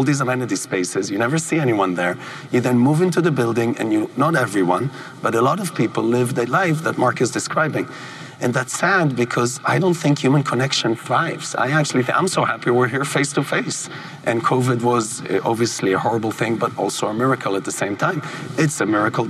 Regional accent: Israel; moved away; where I grew up in Israel

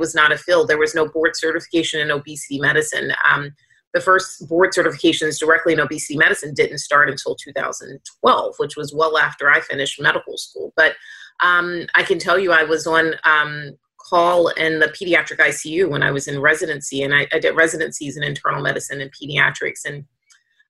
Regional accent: Atlanta, Georgia, United States; moved away as an adult; now in Boston, United States; as a black woman who was born and raised in Atlanta, I do live obviously in Boston

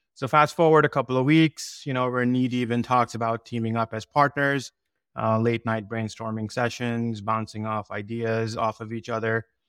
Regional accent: South Shore of Massachusetts, United States; I grew up here in South Shore of Massachusetts

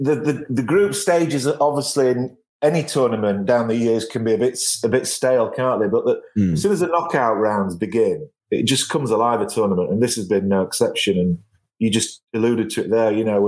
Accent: Yorkshire and the Humber, United Kingdom; I'm from Yorkshire.

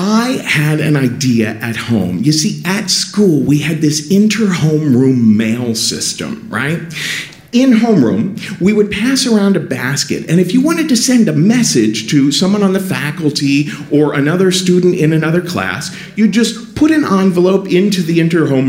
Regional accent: Cincinnati, Ohio, United States; growing up in Cincinnati

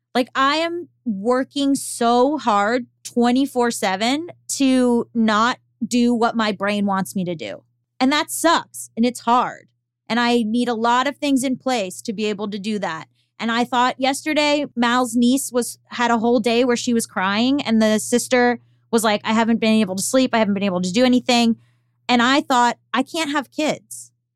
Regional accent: Florida, United States; moved away as an adult; also born or lived in Boston; I'm from Florida. And so, until for 18 years of my life, until I went to college in Boston

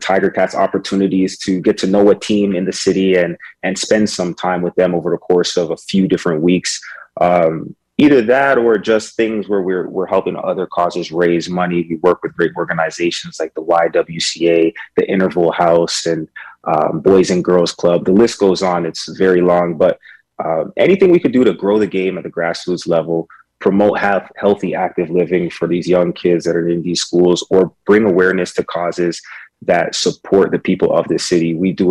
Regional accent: Canada; as a Canadian

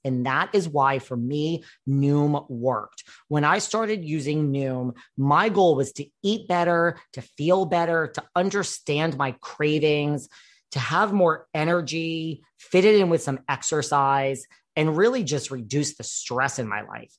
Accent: New York City, New York, United States; I'm from New York City, so that's just as rare a breed

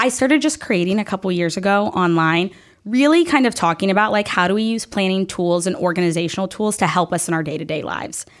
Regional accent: the South, United States; I grew up in the South

